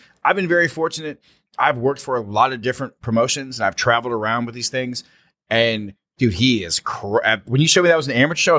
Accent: New Orleans, Louisiana, United States; 6-26, we're in my hometown, baby. We're in New Orleans.

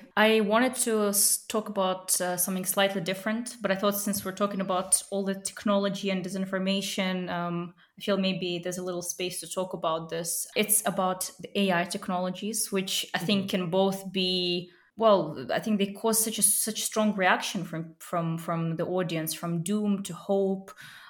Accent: Chechnya, Russia; being from the Caucasus myself, I'm from Chechnya

